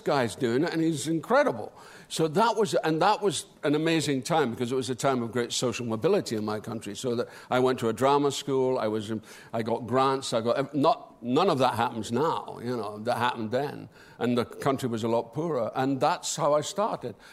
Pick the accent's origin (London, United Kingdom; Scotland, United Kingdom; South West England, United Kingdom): Scotland, United Kingdom; Dundee; This is in Dundee, my hometown